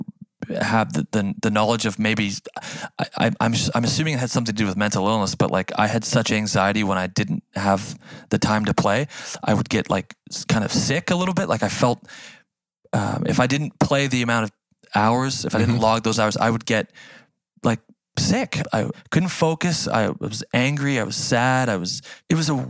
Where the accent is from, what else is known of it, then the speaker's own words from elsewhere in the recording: Canada; accent: Canadian; As a Canadian kid